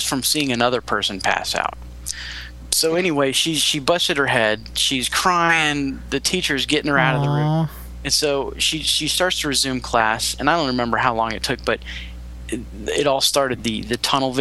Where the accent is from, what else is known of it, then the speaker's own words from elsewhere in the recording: Longwood, Florida, United States; As a young boy growing up in Longwood, Florida, right outside of Orlando